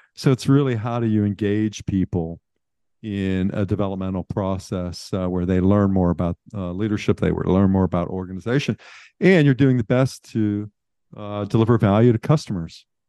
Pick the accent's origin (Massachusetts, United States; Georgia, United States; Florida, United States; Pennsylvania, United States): Pennsylvania, United States; Pittsburgh; moved away; I grew up in Western Pennsylvania.